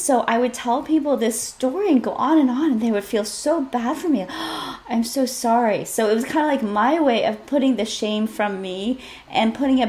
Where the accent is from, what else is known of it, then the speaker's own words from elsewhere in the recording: Wellesley, Massachusetts, United States; also born or lived in Korea; I went from a very, very non-diverse community growing up in Wellesley, Massachusetts, and I went to college at University of Maryland.